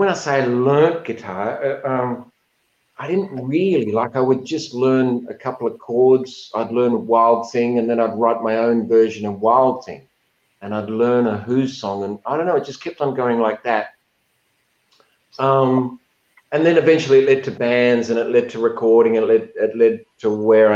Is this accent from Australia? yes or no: yes; Adelaide, South Australia, Australia; I grew up in Adelaide